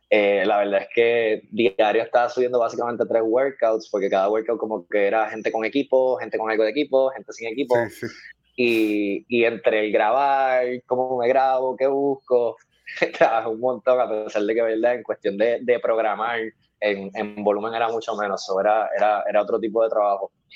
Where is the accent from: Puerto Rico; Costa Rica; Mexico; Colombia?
Puerto Rico; Carolina; Yo soy de Carolina